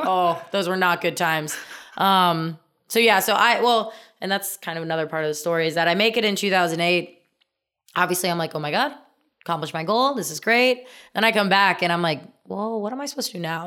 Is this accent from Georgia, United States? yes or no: no; Indiana, United States; I'm from Indiana